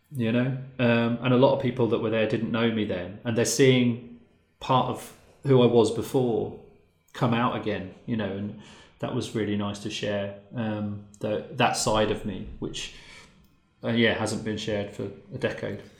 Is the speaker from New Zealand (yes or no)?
no; Luton, East of England, United Kingdom; I'm from Luton